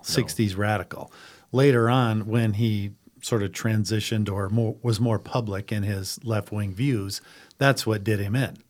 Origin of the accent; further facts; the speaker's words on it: Madison, South Dakota, United States; also born or lived in Lincoln County, South Dakota; I grew up in Madison in Lake County